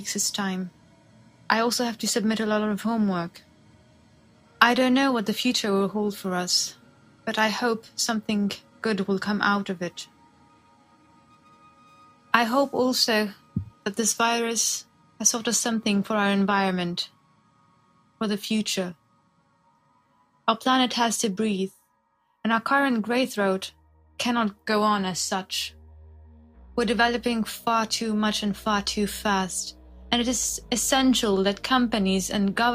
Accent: Lebanon; moved away as an adult; now in Lille, France; I'm originally from Lebanon, but I live in France. I live in the north of France, in Lille, and I'm here for my studies

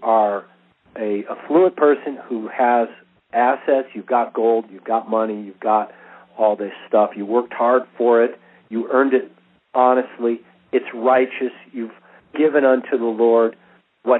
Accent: United States

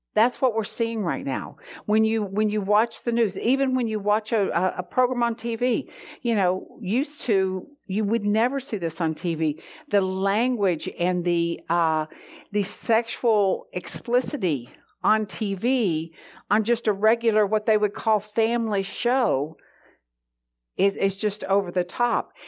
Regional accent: the South, United States; growing up in the South

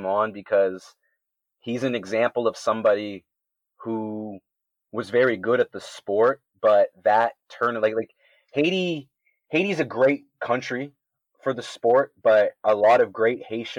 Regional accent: Canada

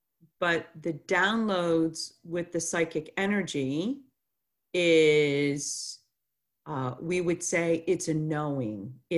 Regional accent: Chicago, Illinois, United States; born there; I was born in Chicago, Illinois, in 1969, and I would say I was always a sensitive child and intuitive.

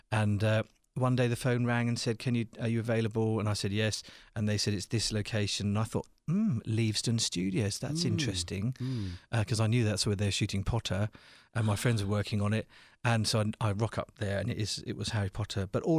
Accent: St Albans, East of England, United Kingdom; I grew up in a little town called St. Albans, which to people in England means nothing, but to people from the rest of the world is 2,000 years old

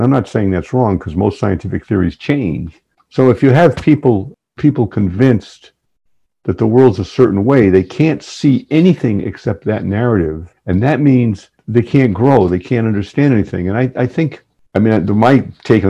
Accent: New England, United States; I grew up in New England, and my family's been in New England forever.

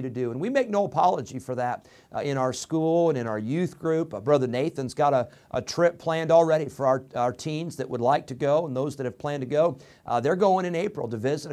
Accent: Illinois, United States; moved away as an adult; also born or lived in California; I grew up in Illinois

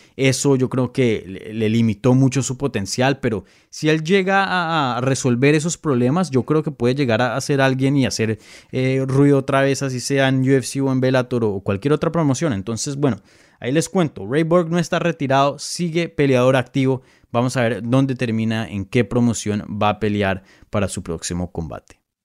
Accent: Bogotá, Colombia; Yo soy de Bogotá

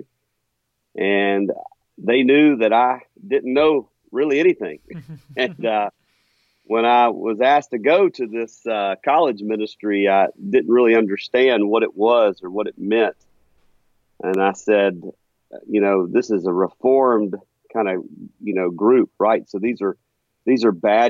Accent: Meridian, Mississippi, United States; moved away as an adult; also born or lived in Jackson, Mississippi / Ridgeland, Mississippi; now in Huntsville, United States; I was born and raised in Meridian, Mississippi

